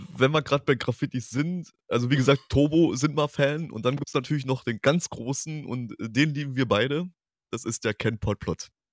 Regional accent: eastern Germany, Germany; now in Hanover, Germany; ich komme ja gebürtig aus dem Osten

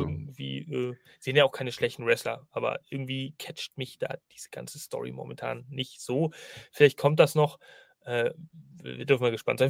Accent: Northern Germany, Germany; Ich bin ja eigentlich ein Norddeutscher

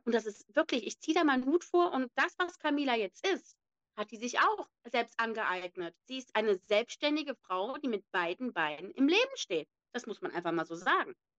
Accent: Neuss, North Rhine-Westphalia, Germany; eigentlich gebürtig aus Neuss. Ich bin in Neuss aufgewachsen

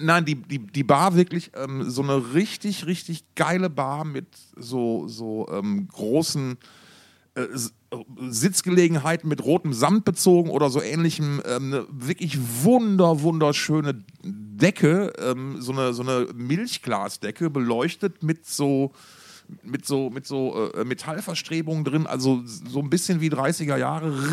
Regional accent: Essen, North Rhine-Westphalia, Germany; moved away; aus Alten Essen

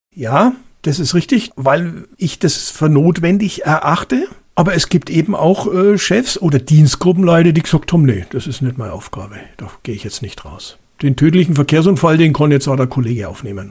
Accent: Germany; also born or lived in Bavaria; bei uns in Deutschland

